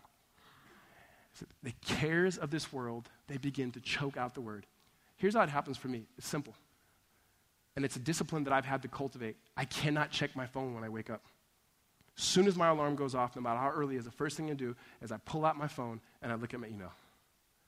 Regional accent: Southern California, United States; I grew up in Southern California

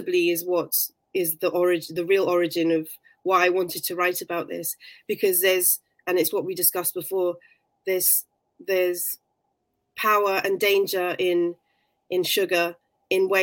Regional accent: London, United Kingdom; I was born in London

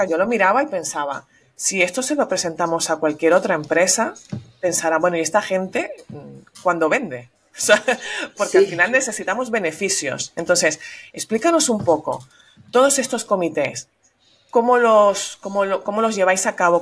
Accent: Venezuela; also born or lived in Madrid, Spain; now in Catalonia, Spain; yo soy nacida en Venezuela, pero de padres catalanes

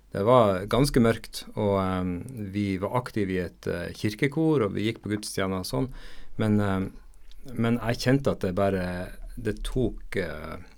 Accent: Nordland, Norway; jeg er nordlending, og jeg er helt nordlending da. Så eh, begge mine foreldre kommer fra Nordland fylke.

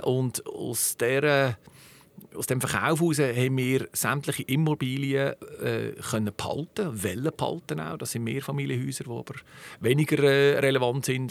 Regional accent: Zug, Switzerland; Bin ein rassereiner Zucker, geboren in Zug, sechzig Jahre in Zug jetzt

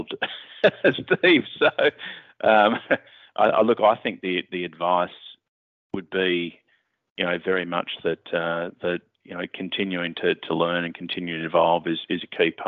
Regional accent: Mornington Peninsula, Victoria, Australia; My folks had farms down the Mornington Peninsula, and I grew up being an avid surfer

